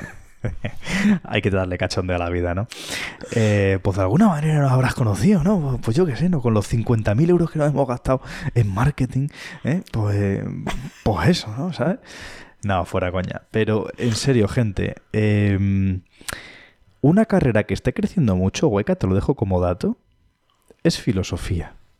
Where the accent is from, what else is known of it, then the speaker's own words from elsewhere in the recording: Madrid, Community of Madrid, Spain; also born or lived in Cáceres; now in Pamplona, Spain; soy madrileño, he vivido también en Cáceres y soy pamplónica. Eh, llevo en Pamplona viviendo más años que en ningún lado.